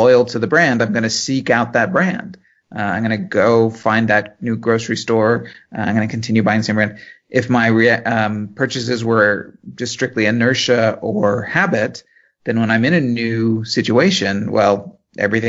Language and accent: English; Cleveland, Ohio, United States; I grew up in the Cleveland area